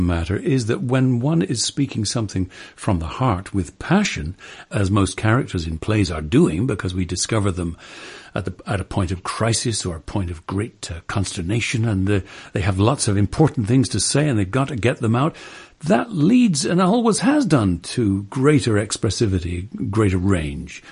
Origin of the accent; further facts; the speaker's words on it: England, United Kingdom; growing up in England